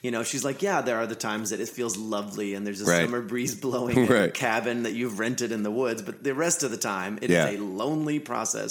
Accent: Anderson, Indiana, United States; moved away as an adult; also born or lived in Nashville, United States / Chicago, United States; now in Indianapolis, United States; I'm from Anderson. Just north

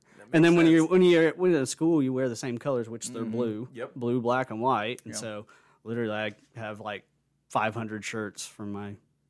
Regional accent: Edmond, Oklahoma, United States; I'm from Edmond, Oklahoma.

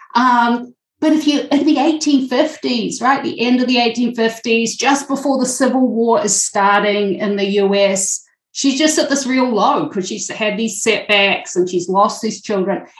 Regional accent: New Zealand; now in Milwaukee, United States; I am originally from New Zealand

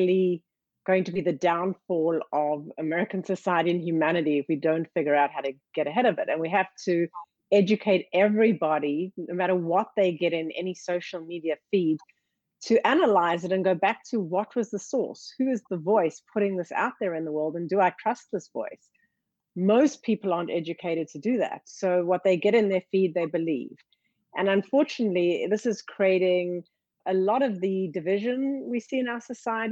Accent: South Africa; now in United States; I grew up in South Africa during apartheid.

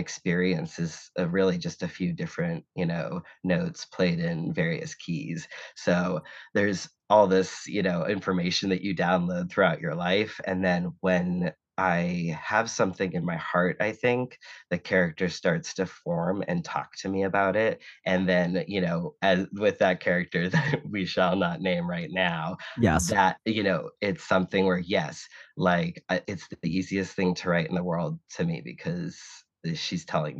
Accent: Boston, Massachusetts, United States; I was born in Boston, Massachusetts, grew up, you know, a Red Sox fan and a Celtics fan, grew up with, you know, watching people save like car spaces in lawn chairs and like 4 feet of snow

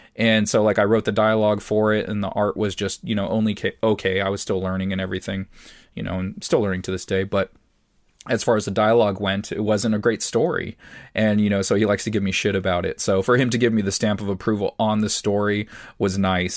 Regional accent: San Diego, California, United States; it's the area I grew up in San Diego. So, it reminds me of childhood

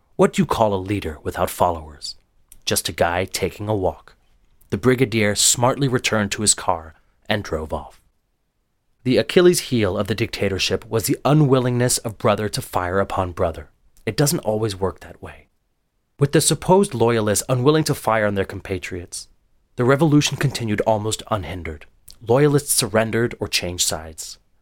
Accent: Lisbon, Portugal; I was born in a free and democratic Lisbon

